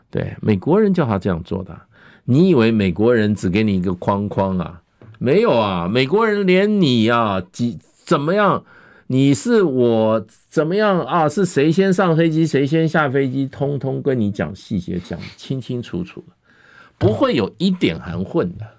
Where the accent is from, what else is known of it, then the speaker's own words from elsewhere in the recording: Taiwan; also born or lived in Europe; 身为一个台湾人